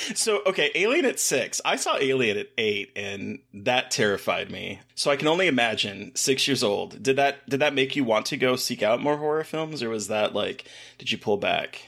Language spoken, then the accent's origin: English; Alaska, United States; born or raised there